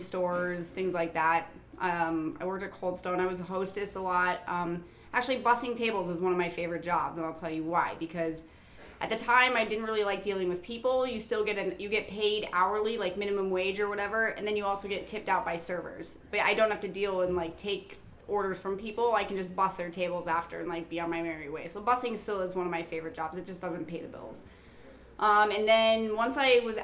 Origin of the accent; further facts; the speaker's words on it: Colorado, United States; I'm from Colorado. It's a small town, and I went to high school